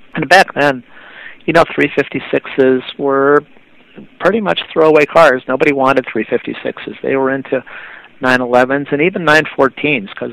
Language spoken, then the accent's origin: English; Akron, Ohio, United States; born or raised there